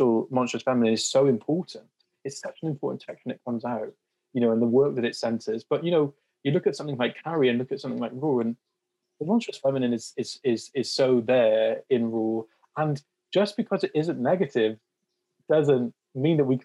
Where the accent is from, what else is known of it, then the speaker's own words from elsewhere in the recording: South Wales, United Kingdom; moved away as an adult; also born or lived in Durham / Liverpool; me going off to uni for the first time from South Wales